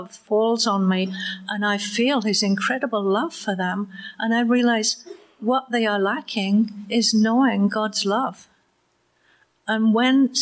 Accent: Waterdown, Ontario, Canada; he asked me where I was from, and I said, Waterdown

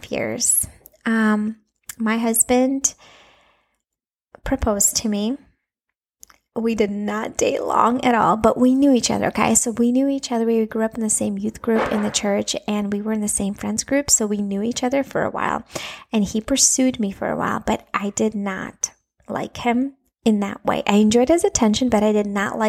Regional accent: Minneapolis, Minnesota, United States; first language Russian; English is a second language; moved away as an adult; also born or lived in Latvia; now in Florida, United States; I was born in Latvia. And when I was 9 years old, my family migrated and moved to United States, to Minnesota, Twin Cities, Minnesota. And we lived there for like 25 years

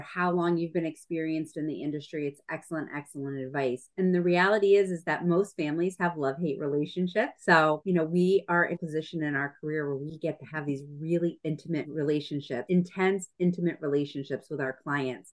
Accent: New England, United States; we're from New England, New England girls

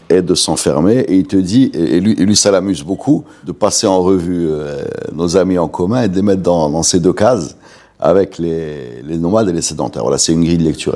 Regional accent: Morocco; chez nous, au Maroc

